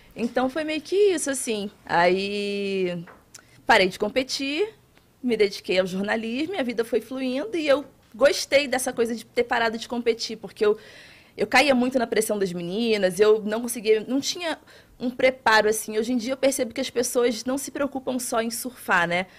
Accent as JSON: {"language": "Portuguese", "town": "Itacaré", "region": "Bahia", "country": "Brazil", "tie": "born or raised there", "also_born_or_lived": "Rio de Janeiro", "said": "Eu sou do Rio de Janeiro, mas eu cresci em Itacaré, cidade no litoral sul da Bahia"}